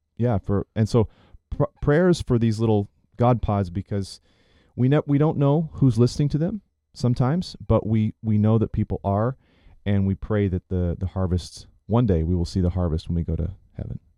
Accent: Chattanooga, Tennessee, United States; being here in my hometown of Chattanooga, Tennessee, this is home

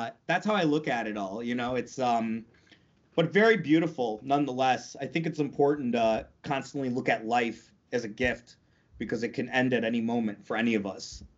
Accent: North Tonawanda, New York, United States; also born or lived in England; I'm from North Tonawanda, New York, Niagara Falls, actually, just like outside of, on the American side, of course

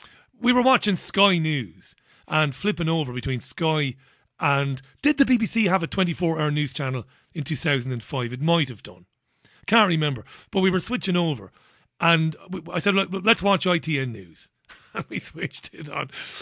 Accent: Waterford, Munster, Ireland; I would have seen in Ballybeg in Waterford when I grew up in Ballybeg in the early 80s before moving to another part of Waterford, Browns Road in Waterford.

